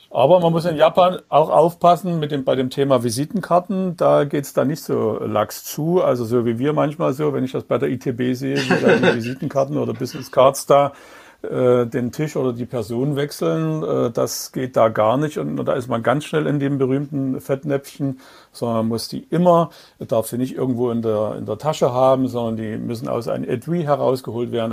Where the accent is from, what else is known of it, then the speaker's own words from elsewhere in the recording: Dresden, Saxony, Germany; Und ich bin ja in Dresden geboren und aufgewachsen.